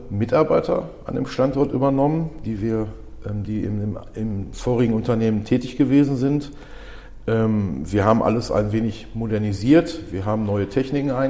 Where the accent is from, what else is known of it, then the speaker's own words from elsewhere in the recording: Dorsten, North Rhine-Westphalia, Germany; born there; ich bin 43 Jahre alt, ähm, bin gebürtiger Dorstner